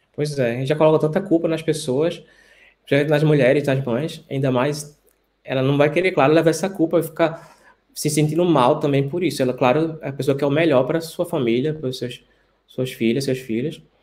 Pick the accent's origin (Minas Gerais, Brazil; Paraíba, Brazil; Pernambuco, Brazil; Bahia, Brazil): Pernambuco, Brazil; Recife; moved away as an adult; now in Antwerp, Belgium; sou médico infectologista, sou de Recife, estou por alguns meses na Bélgica, na cidade de Antuérpia